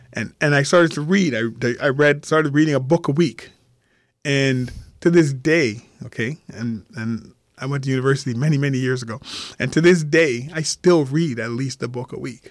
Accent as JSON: {"language": "English", "town": "Montreal", "region": "Quebec", "country": "Canada", "tie": "born or raised there", "said": "I grew up in Montreal"}